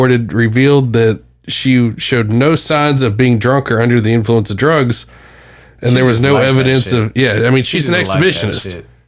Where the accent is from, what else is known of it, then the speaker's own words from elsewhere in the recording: Beckley, West Virginia, United States; my hometown in Beckley, West Virginia